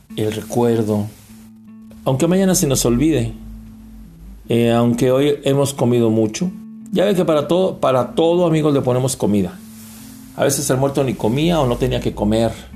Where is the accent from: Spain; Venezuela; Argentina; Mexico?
Mexico; Todos los que somos mexicanos